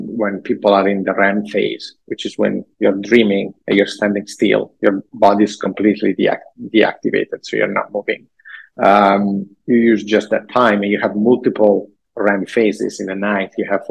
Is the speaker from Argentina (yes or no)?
no; Italy; English is a second language; moved away as an adult; now in United States; living in a small town, medieval, middle ages town in Italy